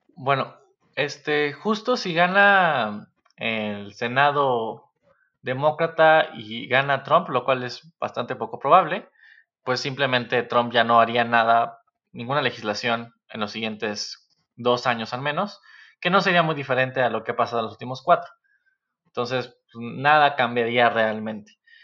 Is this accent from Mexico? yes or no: yes; Mexico; como mexicanos